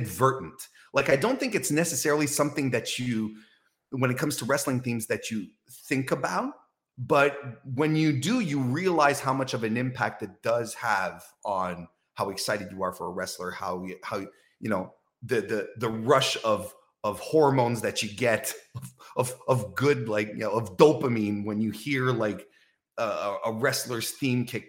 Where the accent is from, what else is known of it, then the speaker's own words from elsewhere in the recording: Quebec City, Quebec, Canada; my hometown as well, from Quebec